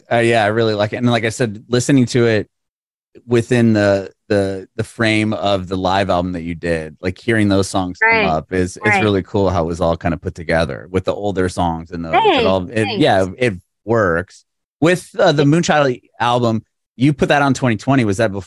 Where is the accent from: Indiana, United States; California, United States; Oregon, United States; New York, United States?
California, United States; San Diego; I'm from San Diego. I've been a bunch of times and that must have been a vibe there.